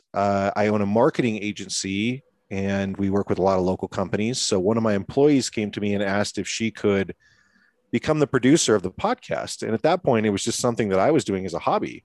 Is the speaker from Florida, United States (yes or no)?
no; Seattle, Washington, United States; moved away as an adult; now in Colorado, United States; I had recently relocated to Colorado. I'm from Washington State in Seattle